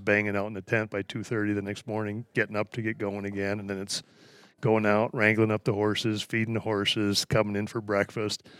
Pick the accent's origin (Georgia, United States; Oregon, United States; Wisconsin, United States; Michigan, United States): Wisconsin, United States; moved away; I grew up in Wisconsin, the Midwest